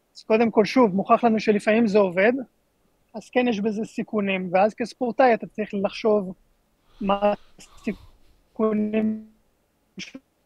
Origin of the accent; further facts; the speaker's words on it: Israel; אנחנו ישראלים